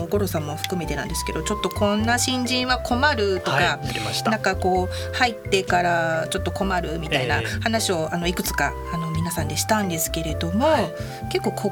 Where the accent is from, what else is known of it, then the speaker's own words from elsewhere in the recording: Hokkaido, Japan; now in Tokyo, Japan; 私あの北海道出身なので北海道はやはり梅雨というのがあまりなくて